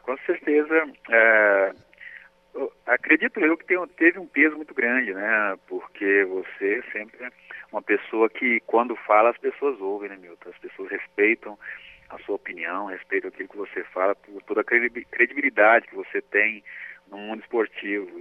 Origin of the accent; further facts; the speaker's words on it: interior of Minas Gerais, Brazil; also born or lived in Lagoa da Prata; nós que, que viemos aqui do interior de Minas